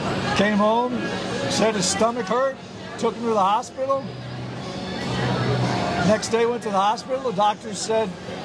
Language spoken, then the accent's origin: English; Miami Springs, Florida, United States; when I was growing up in the Springs, it was an airline town because Pan Am was based in Miami.